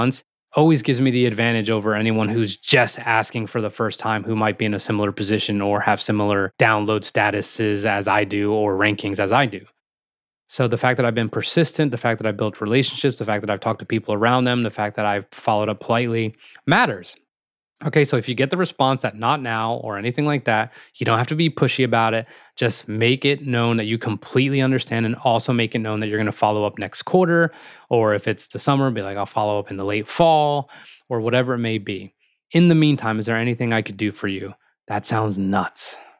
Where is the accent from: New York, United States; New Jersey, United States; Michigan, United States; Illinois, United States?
New Jersey, United States; Morristown; meaning we're both from Morristown, New Jersey. We both played football at Randolph and we both went to Florida State